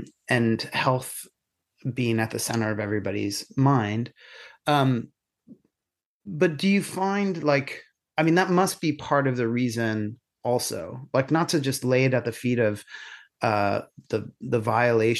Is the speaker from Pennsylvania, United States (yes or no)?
yes; Catasauqua, Pennsylvania, United States; now in Ireland; growing up in Catasauqua and you're, you know, Syrian and gay